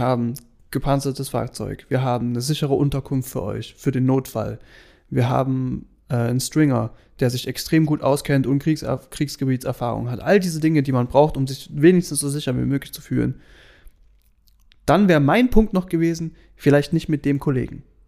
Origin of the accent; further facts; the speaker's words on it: Germany; wir sind Deutsche